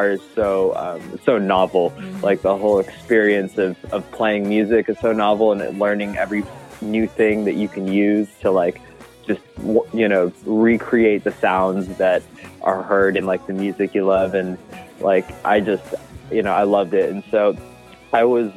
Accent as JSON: {"language": "English", "area": "Bay Area", "region": "California", "country": "United States", "moved": "as an adult", "lives_now": "Los Angeles, United States", "said": "I'm originally from the Bay Area here in California. And right now I'm based in Los Angeles"}